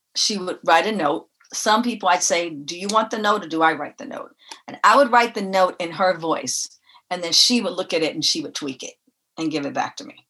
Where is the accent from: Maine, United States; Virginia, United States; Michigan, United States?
Michigan, United States; Detroit; also born or lived in Tennessee; now in Los Angeles, United States; I grew up in Detroit.